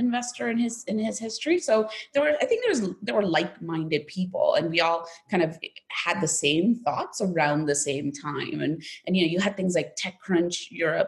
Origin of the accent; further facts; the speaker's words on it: United States; moved away as an adult; also born or lived in India / France / Germany; now in United Kingdom; originally I was born in India and we immigrated into America when I was 10